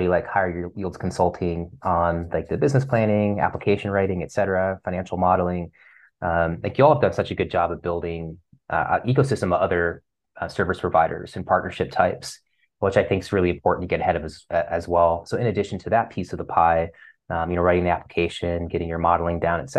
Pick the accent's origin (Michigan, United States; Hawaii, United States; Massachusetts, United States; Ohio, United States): Ohio, United States; moved away; I'm from Ohio originally